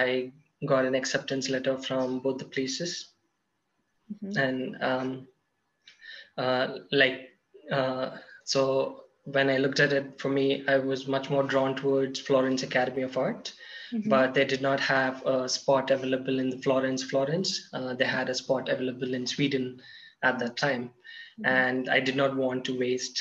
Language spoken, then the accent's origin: English; Hyderabad, Telangana, India; I was working in Hyderabad, in my hometown